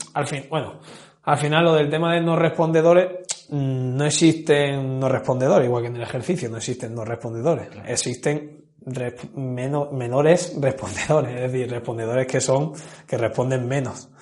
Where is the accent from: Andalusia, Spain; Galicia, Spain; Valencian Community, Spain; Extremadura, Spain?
Andalusia, Spain; Granada; soy de Granada